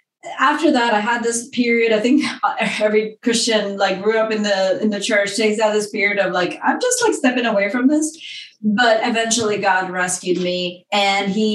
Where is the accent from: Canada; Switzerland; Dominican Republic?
Dominican Republic; moved away; I grew up in the Dominican Republic